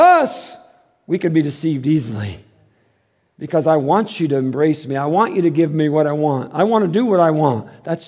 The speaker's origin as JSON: {"language": "English", "town": "Detroit", "region": "Michigan", "country": "United States", "said": "I'm from Detroit"}